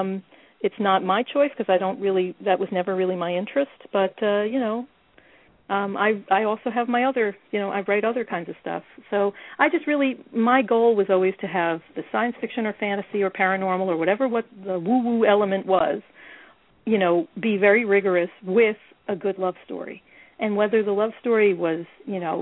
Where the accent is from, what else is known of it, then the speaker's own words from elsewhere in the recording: New York, United States; I'm a New Yorker